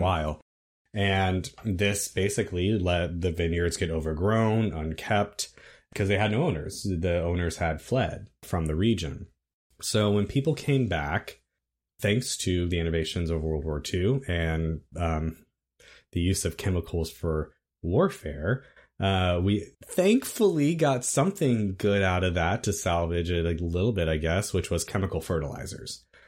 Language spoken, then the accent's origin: English; Virginia, United States; I'm from Virginia